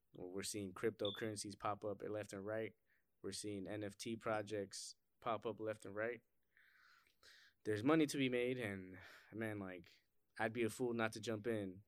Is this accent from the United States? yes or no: yes; Cleveland, Ohio, United States; growing up in Cleveland or, like, just growing up in inner city